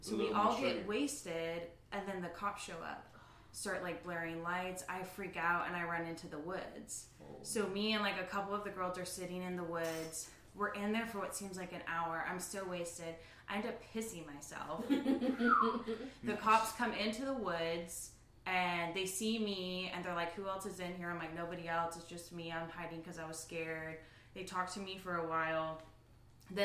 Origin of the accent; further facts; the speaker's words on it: Missouri, United States; moved away; I'm from Missouri. So drinking in high school is just a little different.